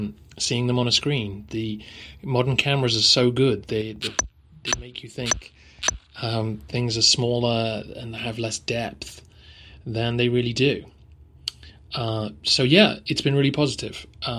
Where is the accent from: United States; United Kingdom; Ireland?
United Kingdom; England; This is partly being English and not being used to the heat